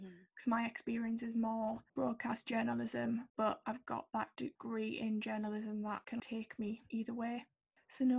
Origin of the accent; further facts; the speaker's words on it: Sunderland, North East England, United Kingdom; from Sunderland